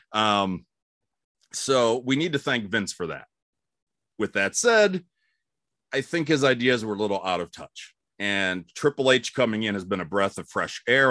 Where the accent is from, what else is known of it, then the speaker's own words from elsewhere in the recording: Cleveland, Ohio, United States; moved away as an adult; also born or lived in Albuquerque, New Mexico / Fort Wayne, Indiana / Warsaw, Indiana / Los Angeles; now in Atlanta, United States; I grew up in Cleveland, and I love Cleveland